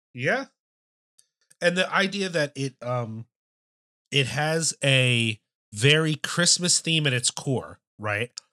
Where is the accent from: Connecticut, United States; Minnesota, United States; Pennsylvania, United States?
Pennsylvania, United States; Philadelphia; Growing up in the Philadelphia area